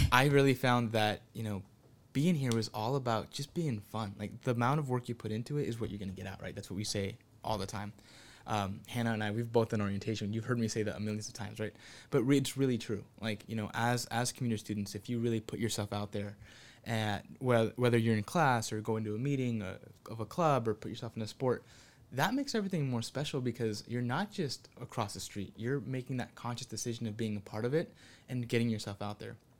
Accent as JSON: {"language": "English", "town": "Santa Ana", "region": "California", "country": "United States", "said": "I'm from Santa Ana"}